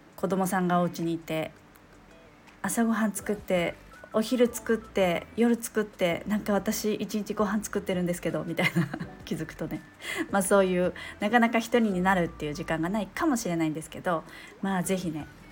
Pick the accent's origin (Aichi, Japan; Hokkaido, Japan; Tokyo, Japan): Hokkaido, Japan; 私、北海道なんですよ。